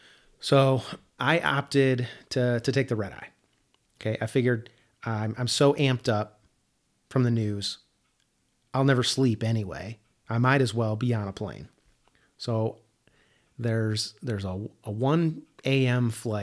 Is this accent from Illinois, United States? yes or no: yes; Chicago, Illinois, United States; I grew up in the Midwest, in Chicago, and, you know, I don't know trees.